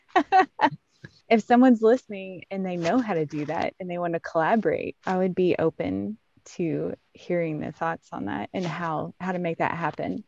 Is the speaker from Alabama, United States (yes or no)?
no; Ohio, United States; moved away as an adult; now in Kentucky, United States; growing up in Ohio